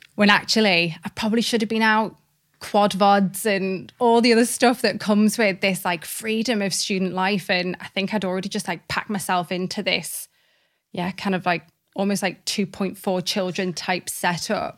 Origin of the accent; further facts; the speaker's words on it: Liverpool, North West England, United Kingdom; also born or lived in Cardiff, Wales; I was born in Cardiff, which is actually where all of my family are, are from. Um, and I'm really proud to be from Wales, but my mum kind of moved us to Liverpool quite quickly